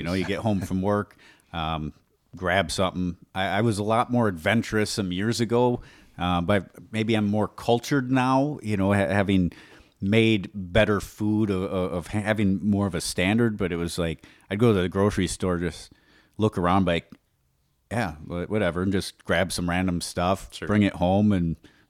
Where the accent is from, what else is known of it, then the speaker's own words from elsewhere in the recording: Wisconsin, United States; we're from Wisconsin.